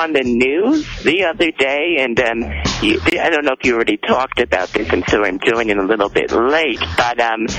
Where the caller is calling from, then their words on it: Minneapolis, Minnesota, United States; I'm calling from Minneapolis.